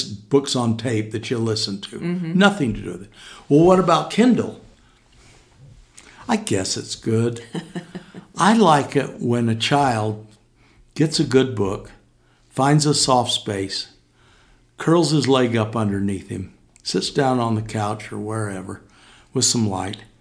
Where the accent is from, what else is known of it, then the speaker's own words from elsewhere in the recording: Cedar City, Utah, United States; Well, I'm from Cedar. I was born and raised here.